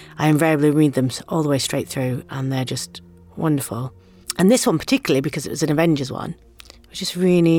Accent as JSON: {"language": "English", "area": "Lancashire", "region": "North West England", "country": "United Kingdom", "said": "something with my kind of authentic accent, even though I'm from Lancashire and I was playing a Yorkshire woman."}